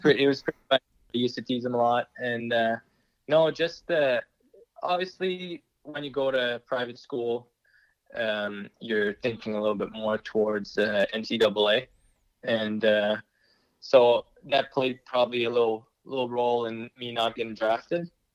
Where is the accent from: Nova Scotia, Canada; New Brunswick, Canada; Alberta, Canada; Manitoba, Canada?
New Brunswick, Canada; Moncton; being named captain of the Moncton Wildcats, my you know, my, my hometown team